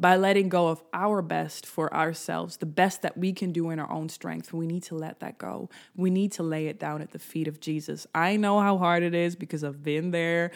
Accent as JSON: {"language": "English", "country": "Netherlands", "tie": "born or raised there", "said": "I'm from the Netherlands, so we cycled a lot in my childhood"}